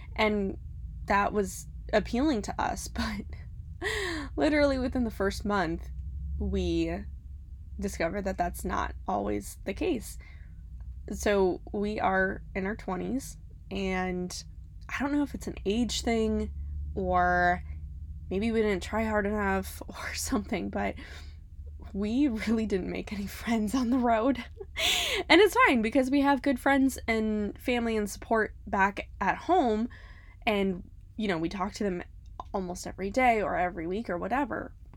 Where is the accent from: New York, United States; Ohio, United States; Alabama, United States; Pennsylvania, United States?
Ohio, United States; Cleveland; moved away as an adult; now in Florida, United States; We're originally from Cleveland, Ohio.